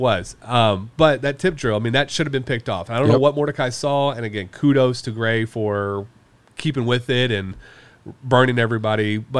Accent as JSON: {"language": "English", "town": "Houston", "region": "Texas", "country": "United States", "tie": "born or raised there", "said": "I grew up in Houston in the mid-90s. And so I was a diehard Rockets fan."}